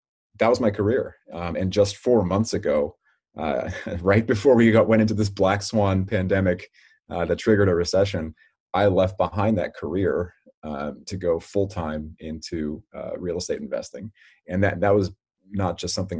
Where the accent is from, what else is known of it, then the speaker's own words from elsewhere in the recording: Redwood City, California, United States; I was born and raised in Redwood City, which is just kind of tucked a little bit south of San Francisco